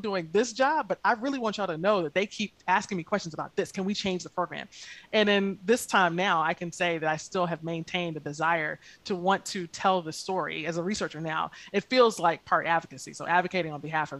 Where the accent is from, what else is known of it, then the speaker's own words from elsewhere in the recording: Lake City, Florida, United States; I grew up in rural Lake City, Florida, which is definitely North Florida